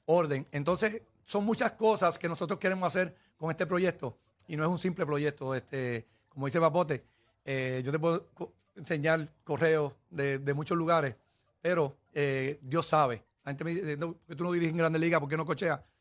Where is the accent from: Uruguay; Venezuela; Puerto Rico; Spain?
Puerto Rico; somos los puertorriqueños